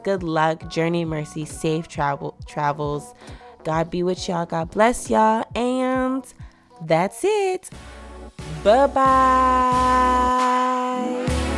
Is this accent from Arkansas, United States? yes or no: no; Texas, United States; I was born in Texas. I'm a Texas babe.